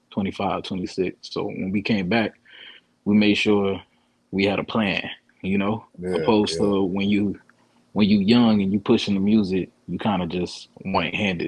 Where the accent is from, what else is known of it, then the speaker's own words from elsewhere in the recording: Fort Lauderdale, Florida, United States; also born or lived in New York; I'm originally from Broward County. Well, I'm originally born in New York, but raised out in Lauderdale, Broward County.